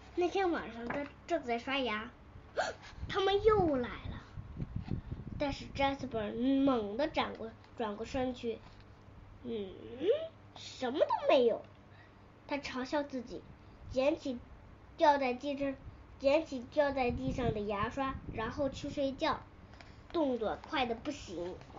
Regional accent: Tianjin, China; 我来自天津

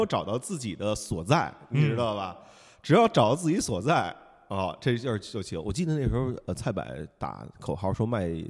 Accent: Beijing, China; 西城粉，我户口西城的，

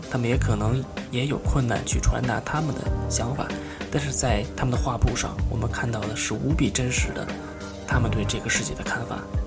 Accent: Beijing, China; moved away as an adult; now in New York, United States; 我就是个北京人，现在在纽约

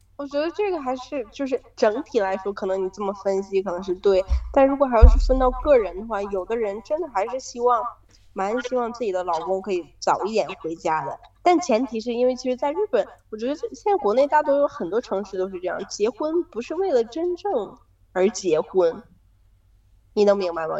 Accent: Inner Mongolia, China; moved away as an adult; now in Japan; 因为我们是来自于内蒙古啊，本身就是冷的

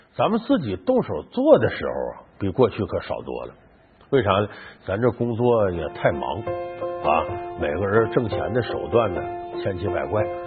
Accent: Northeast China, China; 我们东北老家酸菜味儿的

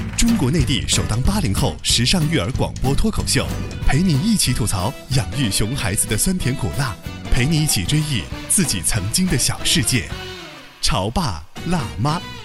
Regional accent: China; 我们中国人

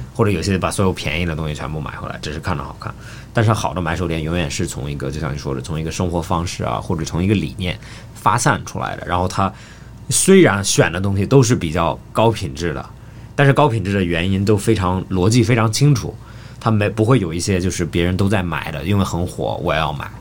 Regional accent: Australia; moved away; 我在澳大利亚长大的

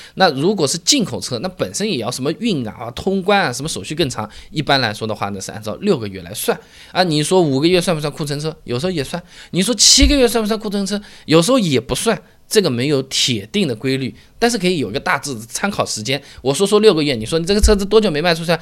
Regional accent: Hangzhou, Zhejiang, China; 我老家在杭州最有名的就是全国最有名的服装市场，四季青服装市场

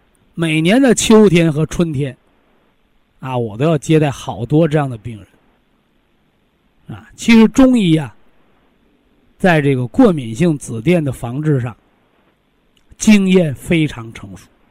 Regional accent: Shandong, China; 所以男同志逞强的，就是那山东人，山东人，我就是山东人啊，啊，脾气倔强

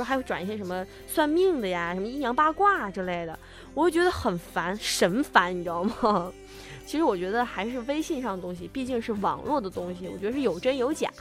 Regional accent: China; 我们中国人

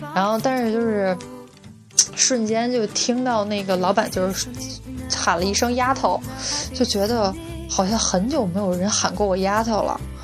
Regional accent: Beijing, China; moved away; 我们北京人

